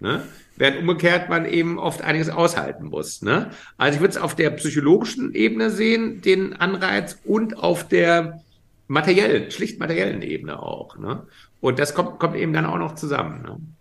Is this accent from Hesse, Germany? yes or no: yes; Frankfurt, Hesse, Germany; in meiner Heimatstadt Frankfurt im Bahnhofsviertel